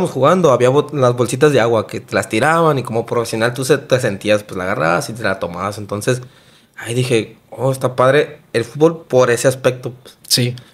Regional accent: Obregón, Sonora, Mexico; moved away as an adult; now in Hermosillo, Mexico; yo fue alrededor de los 18 años más o menos que yo me vine de, de Obregón a vivir aquí.

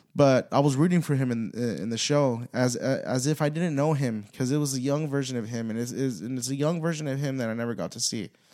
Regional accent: United States; We are all American. The ones that were born here

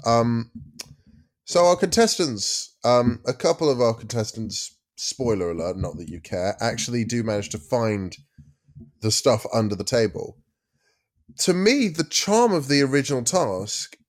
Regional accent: United Kingdom; Being British

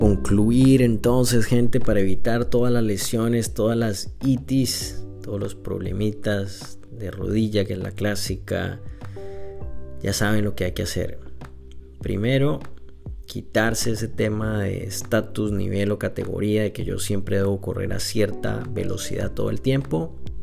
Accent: Cartagena, Bolívar, Colombia; yo me crié en, en Cartagena, Colombia. Eh, hice high school ahí.

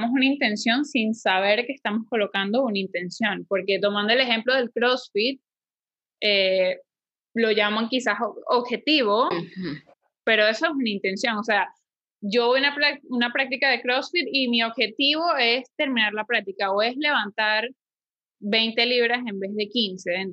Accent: Venezuela; now in Panama; soy de Venezuela y cuando llegué a Panamá

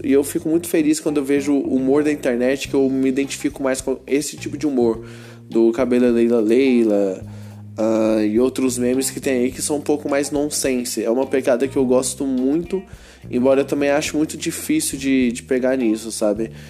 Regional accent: Goiânia, Goiás, Brazil; eu sou de Goiânia

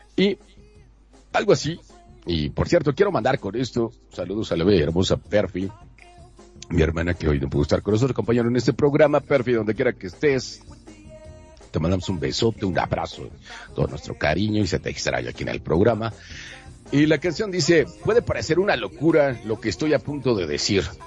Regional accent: Monterrey, Nuevo León, Mexico; now in Mexico City, Mexico; soy de Monterrey, Nuevo León, pero transmito desde la Ciudad de México

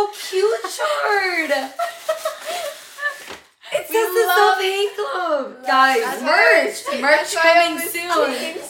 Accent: Wisconsin, United States; Okay, I am from Wisconsin. … I am still in high school. I'm a senior in high school.

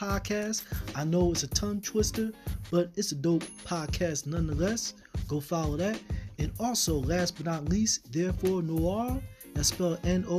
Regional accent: Philadelphia, Pennsylvania, United States; Philadelphia, Pennsylvania, which is where I am from

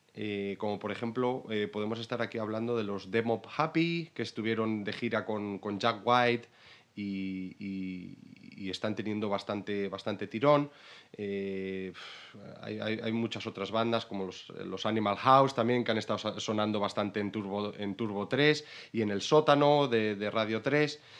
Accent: Salamanca, Castile and León, Spain; moved away as an adult; also born or lived in Brighton; now in London, United Kingdom; vengo de Salamanca pero ahora mismo estoy viviendo en Londres

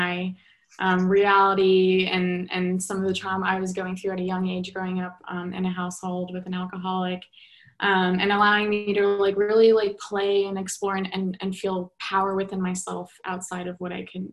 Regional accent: New York, United States; Growing up in New York

